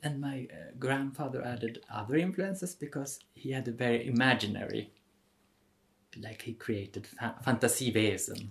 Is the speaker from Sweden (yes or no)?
yes; Stockholm, Stockholm County, Sweden; now in Vienna, Austria; I'm from Sweden, from Stockholm originally